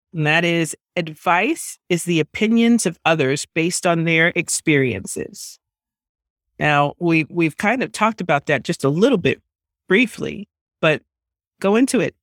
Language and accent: English; New York, United States; I grew up in New York, and it, it is a melting pot